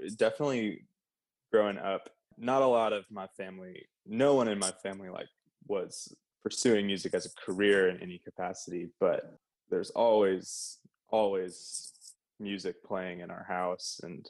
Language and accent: English; Michigan, United States; also born or lived in San Antonio, Texas; So I actually wasn't born in Michigan. I was born in San Antonio, actually.